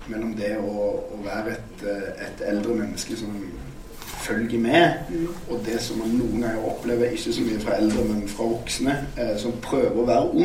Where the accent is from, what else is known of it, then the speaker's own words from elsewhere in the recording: Stavanger, Rogaland, Norway; Beklager, jeg er fra Stavanger, det er ikke et uttrykk for min generasjon at jeg ikke klarer å si KJ-lyd. Eh, det er en geografisk feil.